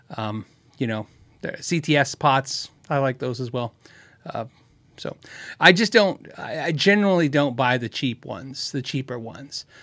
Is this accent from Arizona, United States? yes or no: yes; Tucson, Arizona, United States; moved away; I grew up in Tucson